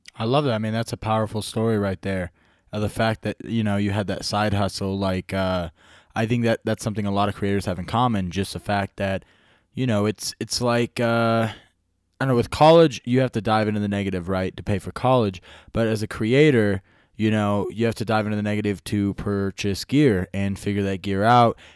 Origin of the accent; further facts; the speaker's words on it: small town in Nevada, United States; I'm from a small town in Nevada.